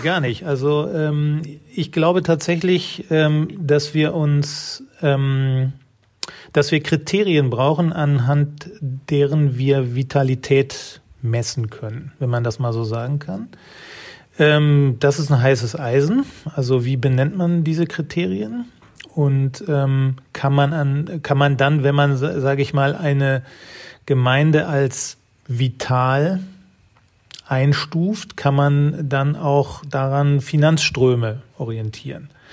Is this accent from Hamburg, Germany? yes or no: no; North Rhine-Westphalia, Germany; ich bin in einem westfälischen Dorf groß geworden